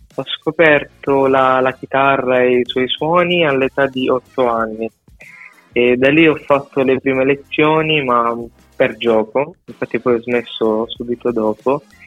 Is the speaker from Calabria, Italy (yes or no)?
no; Sicily, Italy; moved away as an adult; del mio paese in Sicilia